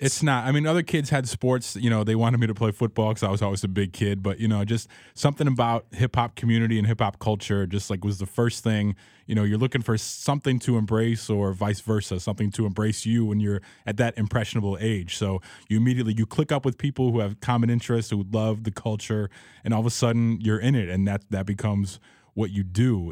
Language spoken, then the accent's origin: English; Chicago, Illinois, United States; growing up in Rogers Park